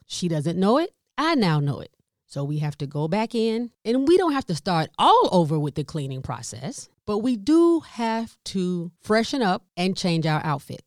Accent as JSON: {"language": "English", "region": "the South", "country": "United States", "said": "I'm from the South, Southern part of the United States"}